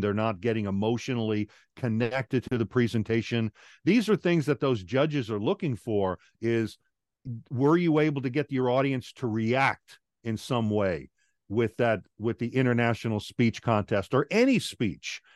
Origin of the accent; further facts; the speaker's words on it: Long Island, New York, United States; moved away as an adult; also born or lived in Guam; now in Atlanta, United States; I'm originally from Long Island, New York. After high school, I joined the Air Force